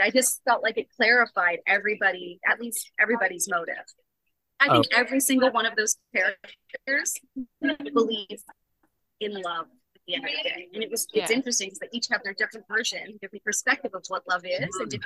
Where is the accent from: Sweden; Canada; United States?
Canada; Niagara Falls, Ontario; Niagara Falls, my hometown